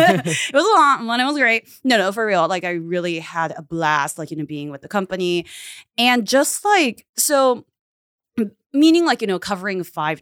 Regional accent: Japan; also born or lived in United States; So I was born in Japan, kind of raised in America, in the United States, and then like I've been like doing like a back and forth. So for elementary school, junior high, and high school, I was in Japan.

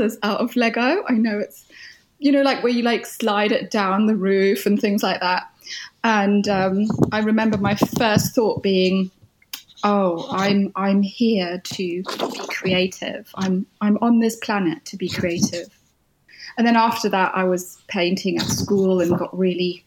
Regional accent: United Kingdom; in the name of being British

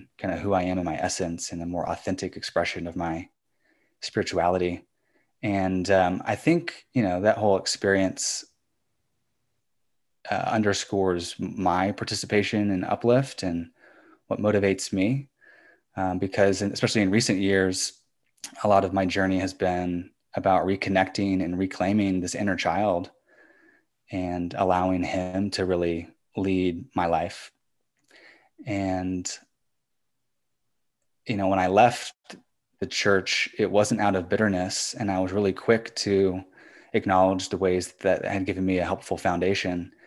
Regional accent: Fairfax County, Virginia, United States; I grew up in Fairfax County

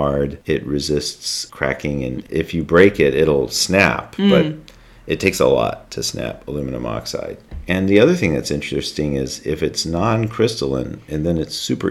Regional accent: North Carolina, United States; I'm from North Carolina

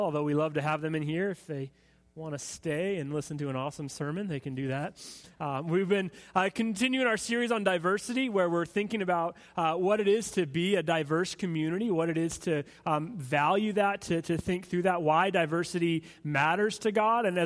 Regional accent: United States; for us as Americans

